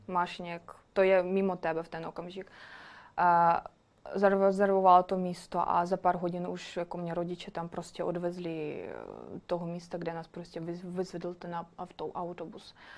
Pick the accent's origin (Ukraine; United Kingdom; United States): Ukraine; Czech is a second language; moved away as an adult; also born or lived in Kyiv; now in Prague, Czechia; mám ráda Česko, ale jsem Ukrajinka, chci bydlet doma